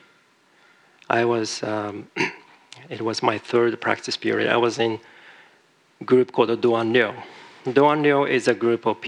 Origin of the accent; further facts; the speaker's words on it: Japan; moved away; I'm from Japan originally